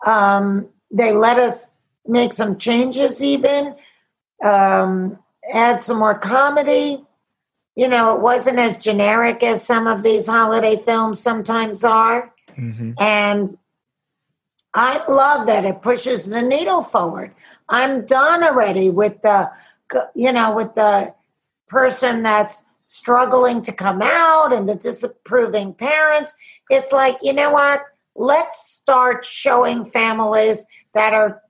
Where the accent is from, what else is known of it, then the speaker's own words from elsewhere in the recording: New York City, New York, United States; I'm from Queens